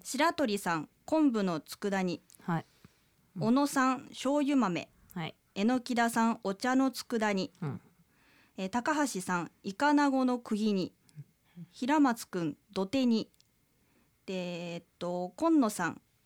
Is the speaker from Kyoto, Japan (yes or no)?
yes; Kyoto, Japan; 京都出身です